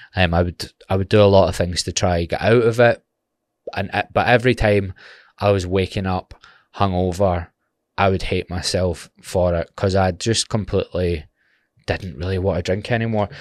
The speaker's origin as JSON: {"language": "English", "town": "Glasgow", "region": "Scotland", "country": "United Kingdom", "said": "being from Glasgow"}